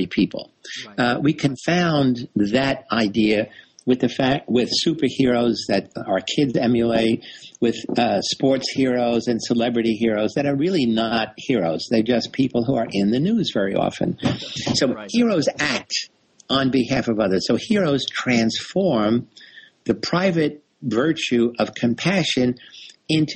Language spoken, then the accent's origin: English; New York City, New York, United States; I grew up in the South Bronx in New York City